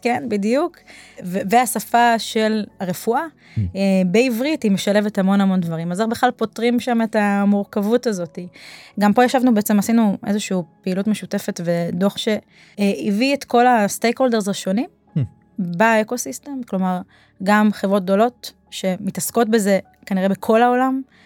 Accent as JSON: {"language": "Hebrew", "country": "Israel", "said": "כישראלים באופי שלנו"}